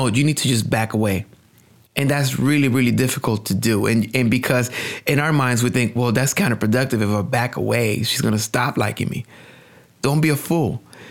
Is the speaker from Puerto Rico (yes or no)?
yes; Puerto Rico; English is a second language; now in United States; when I was coming up, I came to the United States from Puerto Rico. I didn't have language skills. I didn't speak English.